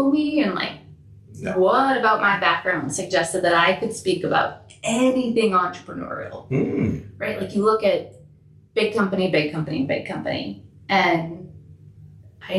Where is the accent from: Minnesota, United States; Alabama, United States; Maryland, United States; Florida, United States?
Minnesota, United States; Minneapolis; About 9 blocks from here.